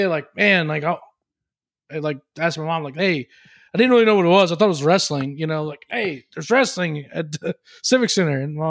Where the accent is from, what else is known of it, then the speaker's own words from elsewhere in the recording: Lake Charles, Louisiana, United States; I grew up in a town called Lake Charles, Louisiana